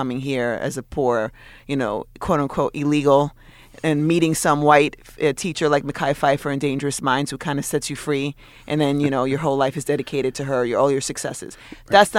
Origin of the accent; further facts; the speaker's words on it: New York City, New York, United States; But because I love being American and I love being from New York City, I also feel like I can critique where I come from.